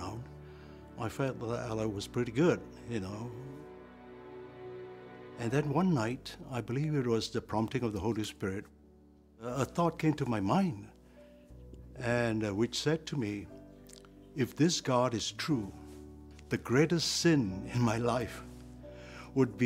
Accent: Malaysia; I was born in Malaysia in 1947. My family were idol worshippers

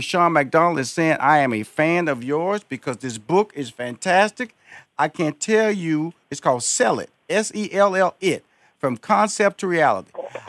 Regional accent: Canada; now in Hollywood, United States; Okay, Canada, Jamaica, born and raised in Canada, down in Atlanta 1 year, out in Hollywood

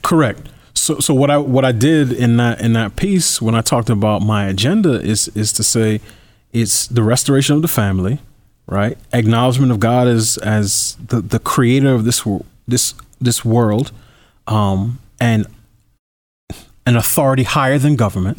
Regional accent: New York, United States; I, I grew up in New York as a New Yorker

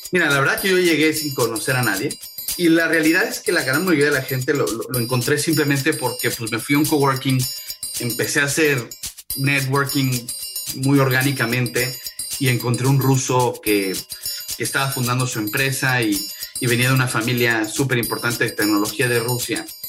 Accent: Mexico City, Mexico; moved away as an adult; now in San Francisco, United States; yo soy mexicano, como sabes, nací, nací en el DF, tuve varios negocios, algunos exitosos, algunos no exitosos, en México. Y en el 2015 me vine a vivir a San Francisco

